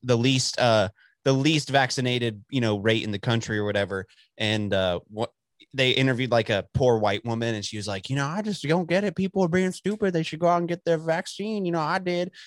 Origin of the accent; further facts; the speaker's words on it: Dallas, Texas, United States; also born or lived in Amarillo area; I'm born and raised in Texas my whole, like, lived here most of my life